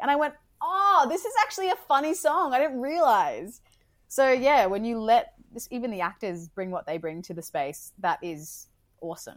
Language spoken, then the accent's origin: English; Brisbane, Queensland, Australia; moved away; I'm from Brizzy